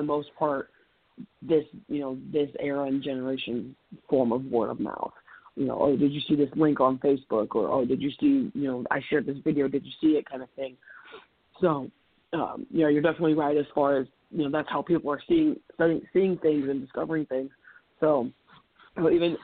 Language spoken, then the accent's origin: English; Iowa, United States; down here in the States where I'm from Iowa